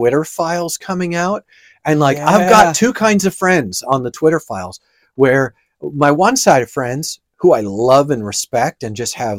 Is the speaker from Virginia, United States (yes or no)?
no; New York, United States; So I grew up in the Italian area of New York.